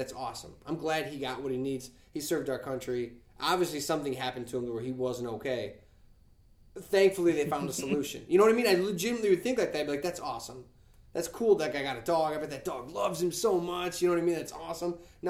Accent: Nashville, Tennessee, United States; I grew up in Nashville. Nobody wore ear protection when they were shooting guns.

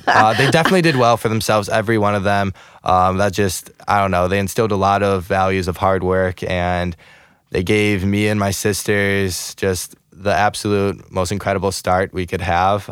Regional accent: Chicago, Illinois, United States; moved away as an adult; also born or lived in Russia (ancestry); now in St. Louis, United States; I'm I'm originally from Chicago suburbs.

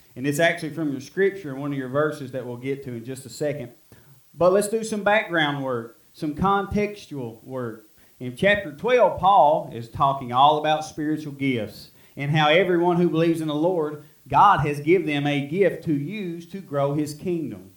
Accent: Middle Fork, United States; I was from Middle Fork

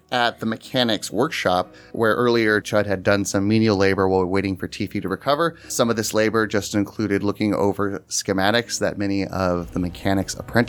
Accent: Australia; As an Australian, let me just say, New Zealand is number one.

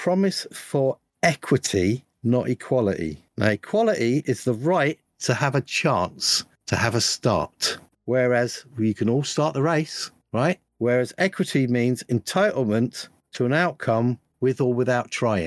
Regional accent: United Kingdom; me being a Brit

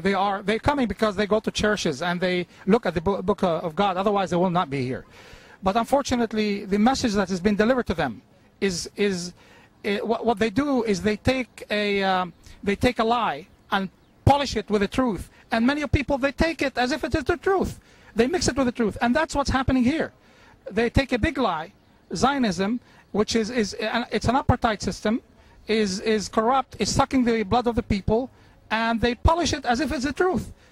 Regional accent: South Governorate, Lebanon; now in United States; from South Lebanon but I'm here. I've been here for 33 years in America

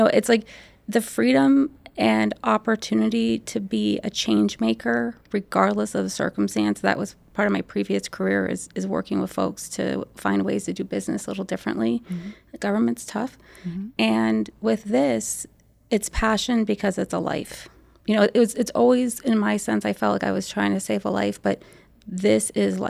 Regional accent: Arizona, United States; I'm from Arizona

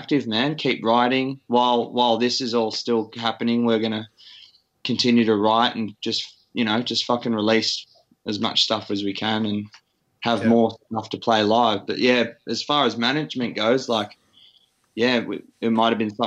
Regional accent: Sydney, New South Wales, Australia; now in Perth, Australia; I'm from Sydney

